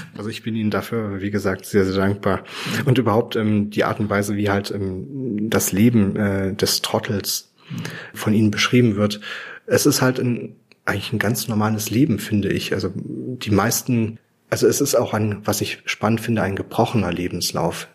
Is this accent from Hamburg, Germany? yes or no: no; Weimar, Thuringia, Germany; meine Heimatstadt Weimar